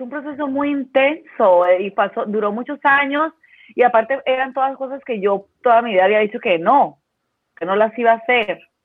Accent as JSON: {"language": "Spanish", "country": "Colombia", "also_born_or_lived": "Mexico City, Mexico", "moved": "as an adult", "lives_now": "Baja California, Mexico", "said": "yo soy colombiana, eh, pero vivo hace muchos años en México, vivo hace más de 20, no, casi 20 años en México"}